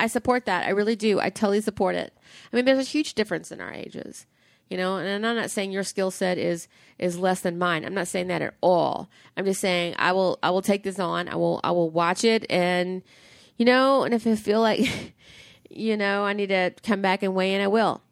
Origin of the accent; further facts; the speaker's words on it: the South, United States; I grew up in the South